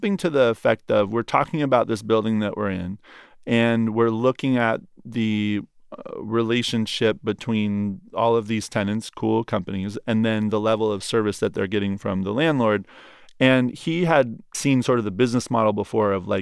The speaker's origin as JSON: {"language": "English", "region": "Oregon", "country": "United States", "moved": "as an adult", "lives_now": "New York, United States", "said": "I'm coming from Oregon."}